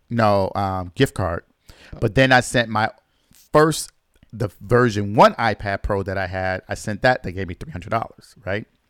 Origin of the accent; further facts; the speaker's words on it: Michigan, United States; my home state in Michigan